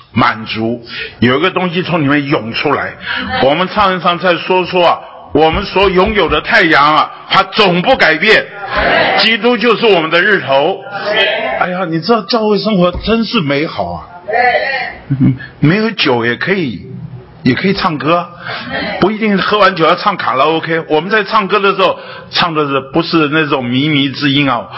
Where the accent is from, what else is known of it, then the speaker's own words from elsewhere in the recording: Taipei, Taiwan; 那我是在台北生长长大的